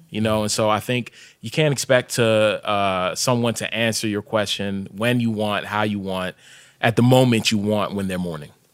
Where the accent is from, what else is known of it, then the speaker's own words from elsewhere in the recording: Hyattsville, Maryland, United States; also born or lived in Sierra Leone; I grew up in Hyattsville, but my family's from Sierra Leone